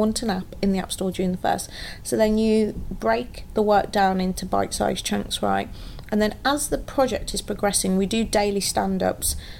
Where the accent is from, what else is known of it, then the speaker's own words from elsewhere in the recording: Wolverhampton, West Midlands, United Kingdom; now in London, United Kingdom; I actually moved back to my hometown for 18 months